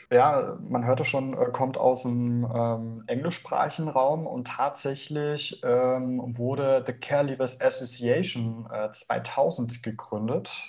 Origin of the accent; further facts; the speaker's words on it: Bavaria, Germany; ich komme ja aus Bayern, ich kenne es jetzt auch noch so ein bisschen